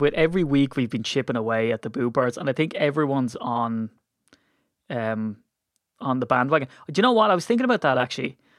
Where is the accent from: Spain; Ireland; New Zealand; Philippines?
Ireland; we're Irish